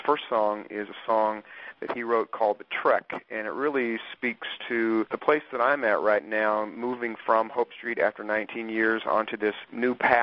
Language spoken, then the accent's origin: English; Topeka, Kansas, United States; now in Wichita, United States; I grew up in Topeka, Kansas, and went to high school there and graduated and moved to Wichita in 79 and have just never left